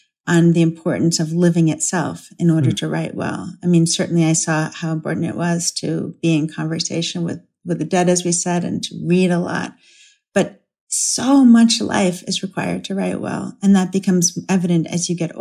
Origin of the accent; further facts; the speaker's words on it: United States; as an American